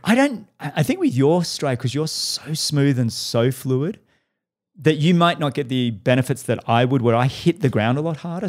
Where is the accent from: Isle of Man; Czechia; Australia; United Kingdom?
Australia; now in Boulder, United States; I'm an Australian kid that loved triathlon